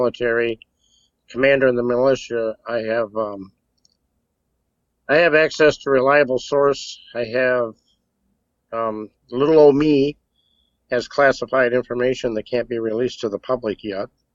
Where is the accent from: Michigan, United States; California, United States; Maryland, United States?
Michigan, United States; Muskegon; also born or lived in Detroit; now in Irons, United States; raised in Muskegon, Michigan